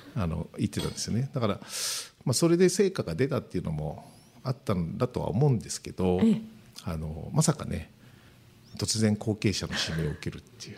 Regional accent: Mishima, Shizuoka, Japan; 私三島出身ですけど

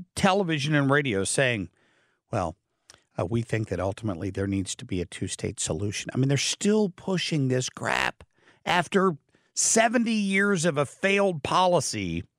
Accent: Ohio, United States; In Ohio, it's Lebanon. I grew up near Lebanon. One of our chief rival football teams was over there in Lebanon.

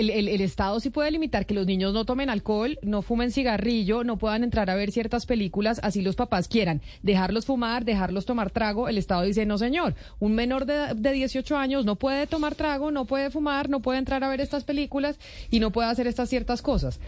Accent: Colombia; uno como mujer y como colombiana

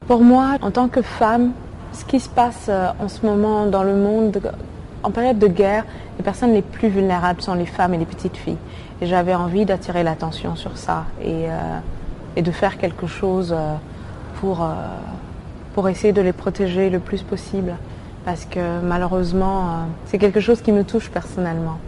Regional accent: Mali; Je suis née et j'ai grandi au Mali

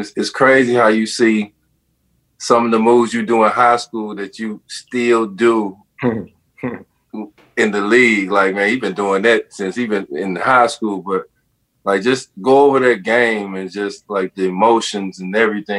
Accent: Louisville, Kentucky, United States; growing up in Louisville. I know it's a small town.

